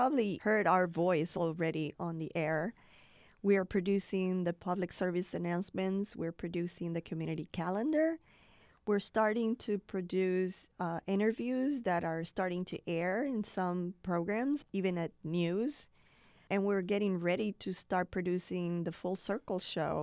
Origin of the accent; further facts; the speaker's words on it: Puerto Rico; now in United States; I was born in Puerto Rico, and when I was growing up, I was told that I should be proud to be an American citizen. But when I moved to the mainland